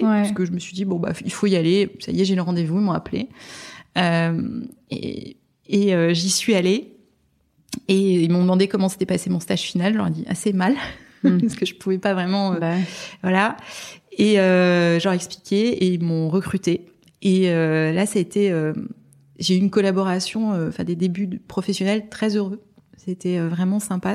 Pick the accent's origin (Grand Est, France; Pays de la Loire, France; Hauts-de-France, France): Grand Est, France; Strasbourg; now in Paris, France; je suis, je, suis, provinciale, je viens de Strasbourg